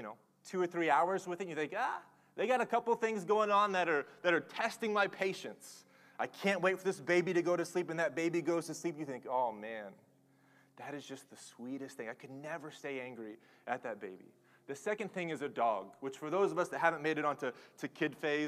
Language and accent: English; Oklahoma, United States; I'm from Oklahoma